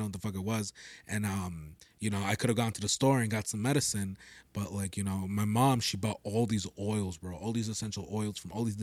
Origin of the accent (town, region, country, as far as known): Peru